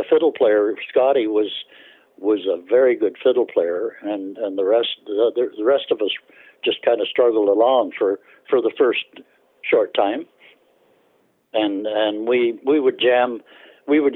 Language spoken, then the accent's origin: English; Bolton, Ontario, Canada; I was born in Bolton, which is just on the outskirts of Toronto now